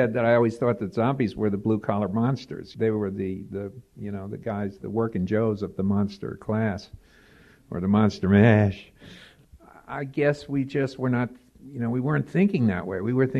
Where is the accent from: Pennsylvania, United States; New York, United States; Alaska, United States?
New York, United States; New York City; now in Pittsburgh, United States; I grew up in New York, and I fled. You know, I never knew about Manhattan. I was a Bronx kid